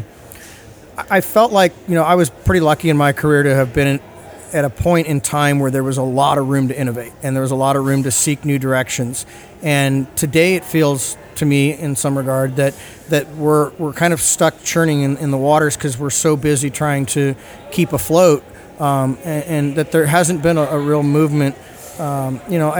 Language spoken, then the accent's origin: English; San Diego, California, United States; I'm born and raised in San Diego